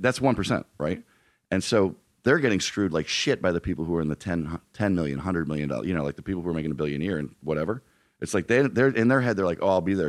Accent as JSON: {"language": "English", "area": "outside of Philadelphia", "region": "Pennsylvania", "country": "United States", "tie": "born or raised there", "also_born_or_lived": "Colorado", "moved": "as an adult", "lives_now": "Los Angeles, United States", "said": "grown up outside of Philadelphia and then living in Colorado"}